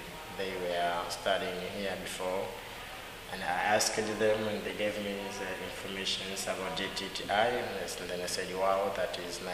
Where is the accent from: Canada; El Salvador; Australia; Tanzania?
Tanzania; Dar es Salaam; now in Zanzibar, Tanzania; I'm from Dar es Salaam